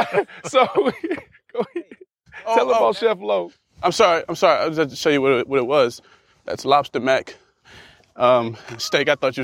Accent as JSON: {"language": "English", "country": "Bermuda", "tie": "born or raised there", "said": "I grew up in Bermuda."}